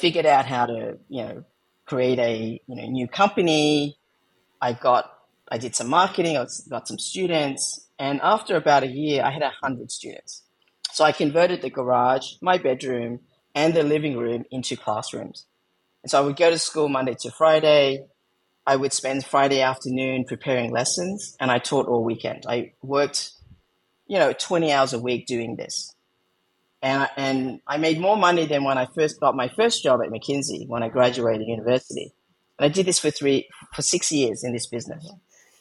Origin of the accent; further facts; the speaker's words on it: Australia; accent: Australian; also born or lived in Vietnam / Philippines; that's how we ended up growing up in Australia.